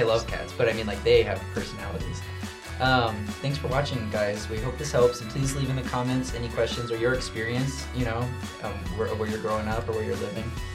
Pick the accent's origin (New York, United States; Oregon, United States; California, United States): Oregon, United States; Junction City; I grew up in Junction City, Oregon